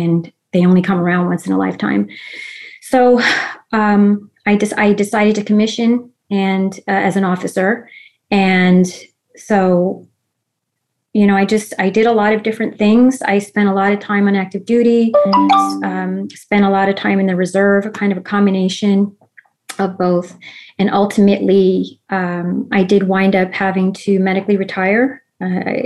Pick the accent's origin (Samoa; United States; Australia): United States; New York City, New York; I was an Army brat. Both of my parents served. They actually met while stationed in Germany. I have extended, family on both sides who served in all the branches of service. And I grew up actually on the Army base, Fort Hamilton in Brooklyn, New York.